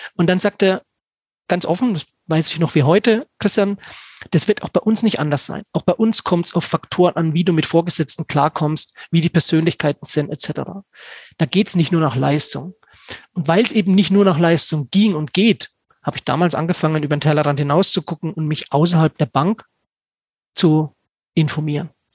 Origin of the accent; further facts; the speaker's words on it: Stockheim, Bavaria, Germany; in Stockheim, in meinem Heimatort